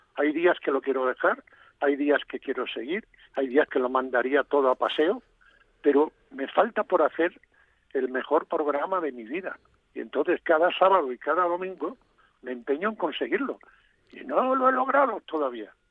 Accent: Galicia, Spain; moved away; mi tierra

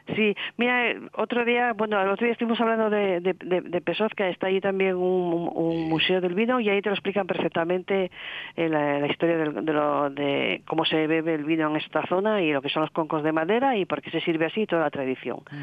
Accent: Asturias, Spain; somos asturianos aquí

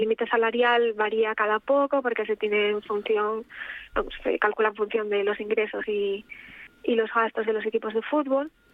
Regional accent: Gijón, Asturias, Spain; also born or lived in Paris; soy eh, de Gijón

